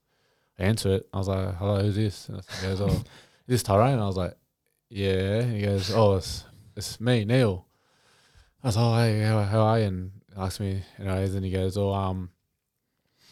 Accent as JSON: {"language": "English", "town": "Kempsey", "region": "New South Wales", "country": "Australia", "tie": "born or raised there", "said": "I grew up in Kempsey my whole life."}